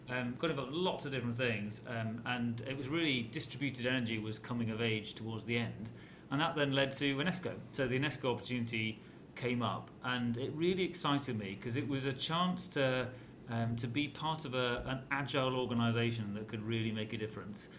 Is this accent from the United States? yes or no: no; North Wales, United Kingdom; I grew up in North Wales